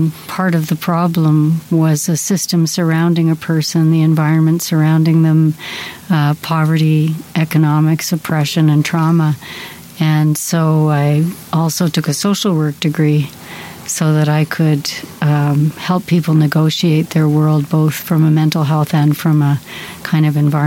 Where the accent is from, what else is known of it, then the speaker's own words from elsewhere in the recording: Canada; I grew up in Canada